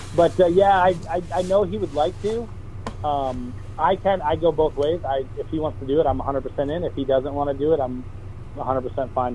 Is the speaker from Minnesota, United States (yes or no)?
yes; Millville, Minnesota, United States; That's my hometown race